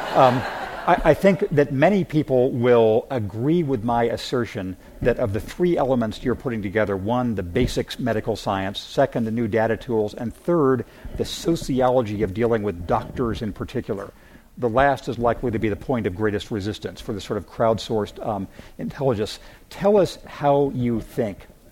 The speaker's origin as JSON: {"language": "English", "town": "Redlands", "region": "California", "country": "United States", "tie": "born or raised there", "moved": "yes", "said": "I grew up in the Redlands"}